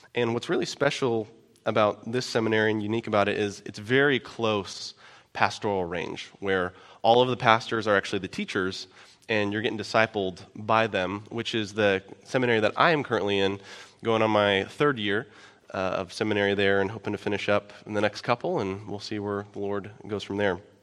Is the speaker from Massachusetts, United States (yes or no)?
no; Omaha, Nebraska, United States; moved away; I'm originally from Omaha, right down by Millard, which used to be West Omaha